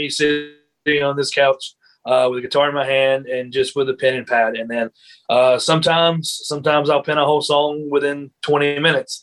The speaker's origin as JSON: {"language": "English", "town": "Greenville", "region": "South Carolina", "country": "United States", "tie": "born or raised there", "also_born_or_lived": "Florence, South Carolina", "said": "I'm from Greenville. You know, I've lived here most of my life."}